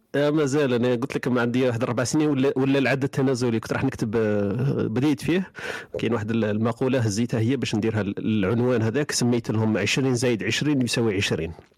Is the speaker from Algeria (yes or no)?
yes; southern Algeria, Algeria; moved away; انا ولد الصحراء